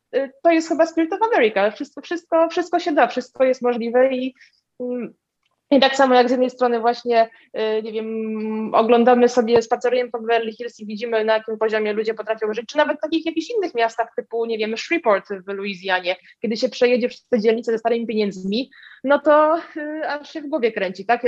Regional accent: Warsaw, Masovian Voivodeship, Poland; mieszkam w Warszawie od urodzenia

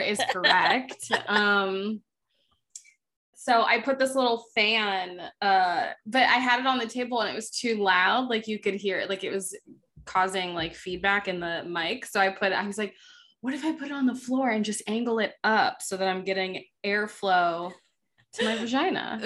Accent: Florida, United States; growing up in Florida

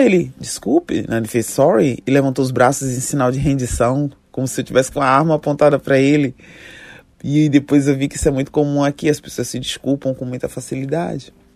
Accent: Salvador, Bahia, Brazil; moved away as an adult; also born or lived in London; Eu estava a 14 horas de voos de distância da minha terra, Salvador, para Londres

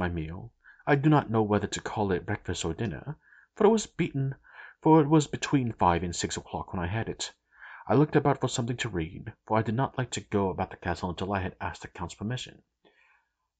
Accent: United States; I'm American

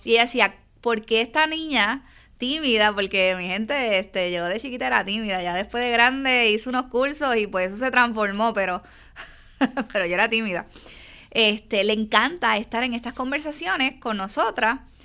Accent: Yabucoa, Puerto Rico; also born or lived in San Juan; soy del pueblo de Yabucoa, aunque nací en San Juan, en el Hospital San Jorge. viví mis primeros casi 20 años en el pueblo de Yabucoa.

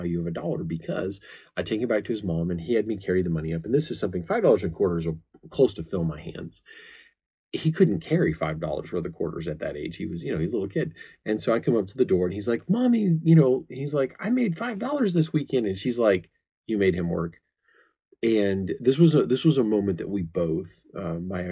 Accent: the Ozarks, United States; I come from the Ozarks

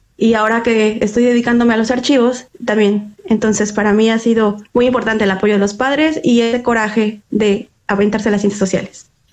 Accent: Mexico; soy mexicana

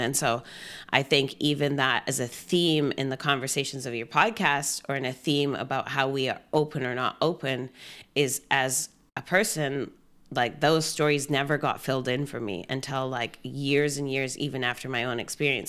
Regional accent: Gibsons, British Columbia, Canada; moved away as an adult; also born or lived in Trinidad and Tobago / Whistler / Victoria; now in Vancouver, Canada; I grew up in Gibson's

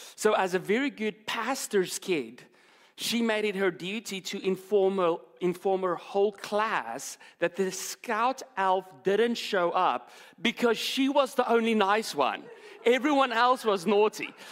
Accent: South Africa; moved away; I'm from South Africa

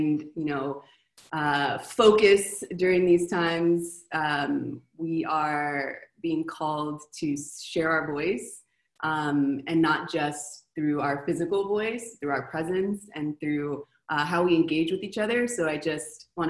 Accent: Los Angeles, California, United States; moved away as an adult; now in Argentina; I was born in Los Angeles

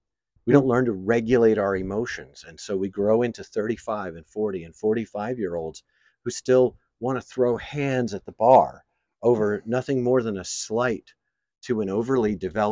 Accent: New York, United States; I grew up in New York.

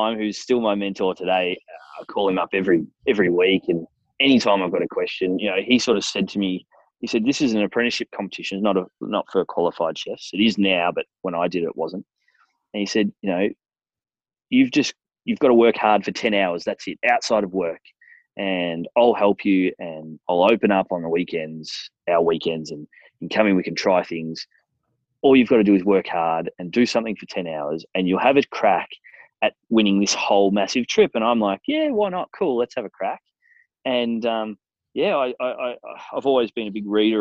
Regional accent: Australia; also born or lived in France; I'm from Australia.

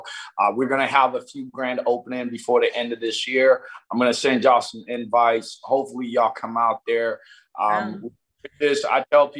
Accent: Nigeria; I'm Nigerian, so I combine the you know, CannaBSC is like KBSC, and that means king where I'm from, and cannabis.

